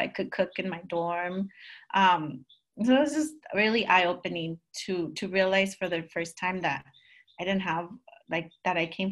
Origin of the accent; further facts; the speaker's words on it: Los Angeles, California, United States; I was born in Chinatown and in LA, and that is where my grandparents first migrated